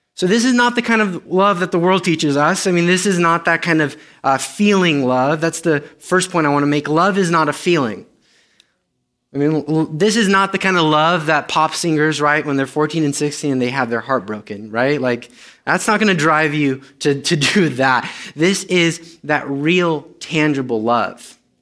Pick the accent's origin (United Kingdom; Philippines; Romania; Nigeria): Romania; first language Romanian; English is a second language; moved away; I'm Romanian.